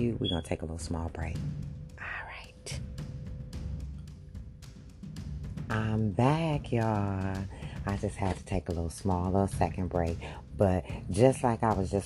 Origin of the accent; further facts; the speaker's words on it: United States; us as American people